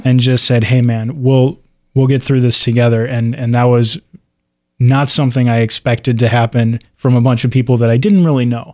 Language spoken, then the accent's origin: English; Cincinnati, Ohio, United States; moved away; also born or lived in Dallas; growing up in Cincinnati